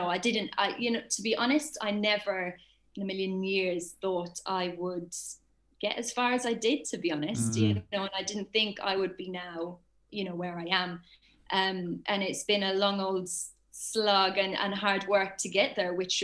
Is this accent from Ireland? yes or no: yes; Ireland; moved away; back in my hometown, back in Ireland.